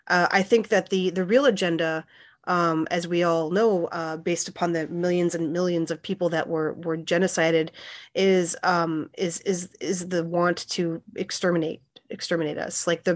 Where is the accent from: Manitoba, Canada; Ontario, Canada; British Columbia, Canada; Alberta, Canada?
Manitoba, Canada; Winnipeg; also born or lived in Saskatchewan; now in Iowa City, United States; Well, firstly, I'm Plains Cree Salto of the George Gordon First Nation. And I grew up in Winnipeg and spent time at my reserve in Saskatchewan, and I've been living in Iowa City for 15 years.